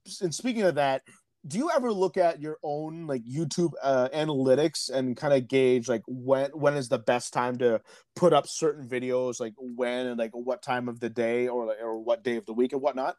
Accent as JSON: {"language": "English", "town": "Peterborough", "region": "Ontario", "country": "Canada", "tie": "born or raised there", "said": "my hometown of Peterborough"}